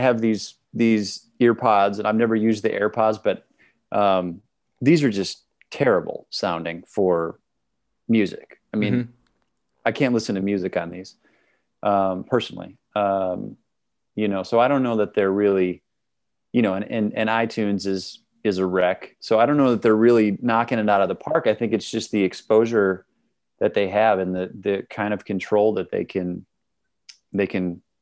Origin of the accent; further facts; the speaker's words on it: Milwaukee, Wisconsin, United States; now in Brooklyn, United States; I'm from Milwaukee, Wisconsin.